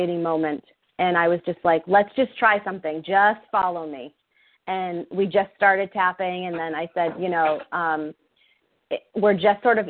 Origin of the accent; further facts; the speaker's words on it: New Hampshire, United States; now in Massachusetts, United States; I'm from New Hampshire.